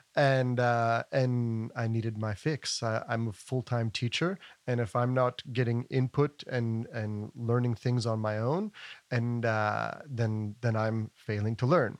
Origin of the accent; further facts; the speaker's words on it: Asheville, North Carolina, United States; moved away as an adult; now in Europe; I was born and raised here in Asheville